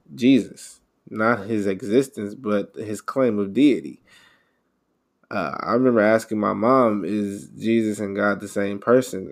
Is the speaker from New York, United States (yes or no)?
no; Houston, Texas, United States; I grew up in Houston.